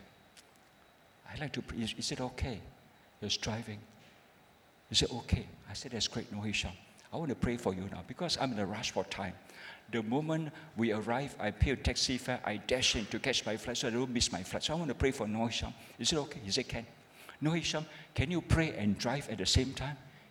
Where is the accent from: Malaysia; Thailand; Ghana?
Malaysia; I'm a pastor from Malaysia